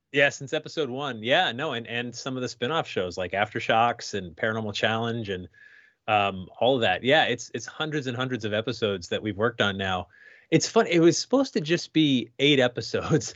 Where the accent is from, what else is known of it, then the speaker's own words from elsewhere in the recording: Sandy Hook, Connecticut, United States; I grew up in Sandy Hook, Connecticut